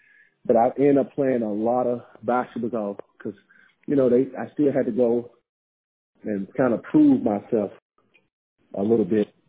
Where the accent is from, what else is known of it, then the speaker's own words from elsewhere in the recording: Memphis, Tennessee, United States; Born and raised in Memphis